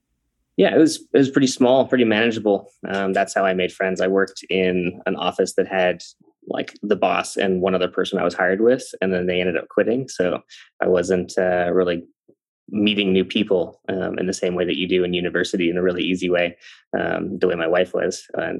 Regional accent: Calgary, Alberta, Canada; also born or lived in Ireland / Malawi; now in Cincinnati, United States; And I grew up in Canada. I don't know if you got that part of my story, but I'm from Canada and I grew up in the Denver of Canada, which is called Calgary, Calgary, Alberta, near Banff.

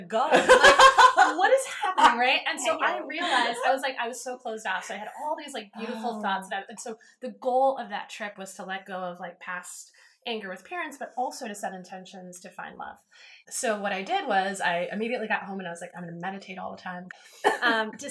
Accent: East Coast, United States; moved away; I'm from the East. You know, I went to school on the East Coast.

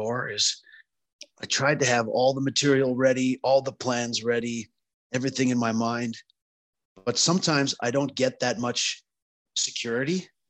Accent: Saskatchewan, Canada; I grew up in Saskatchewan, which is on the Canadian prairies

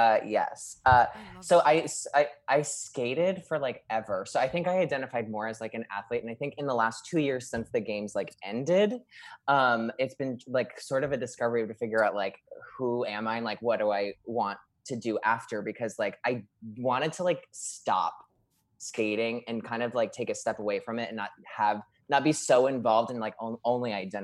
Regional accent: Scranton, Pennsylvania, United States; Scranton, PA. Pennsylvania.

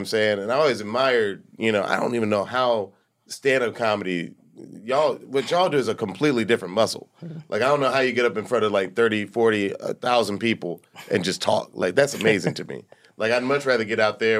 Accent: Atlanta, Georgia, United States; now in Los Angeles, United States; I grew up in Atlanta, but I was number 6 of 6

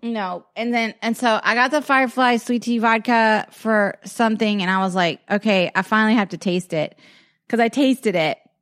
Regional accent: Lowcountry, South Carolina, United States; moved away; also born or lived in Dallas, Texas; I grew up in the Low Country

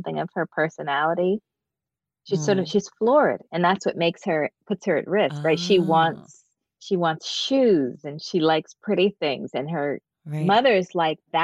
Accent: Massachusetts and Chicago, United States; moved away; I spent a lot of time in growing up in Massachusetts and Chicago

